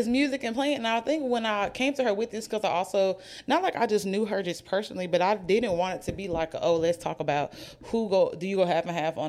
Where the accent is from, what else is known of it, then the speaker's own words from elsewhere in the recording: Oxford, United States; now in Birmingham, United States; neither one of us are from Birmingham. I'm from Oxford.